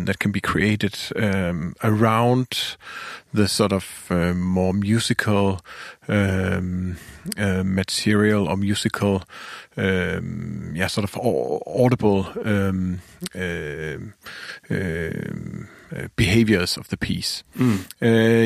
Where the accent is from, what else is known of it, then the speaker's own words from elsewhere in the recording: Denmark; I'm a composer from Denmark.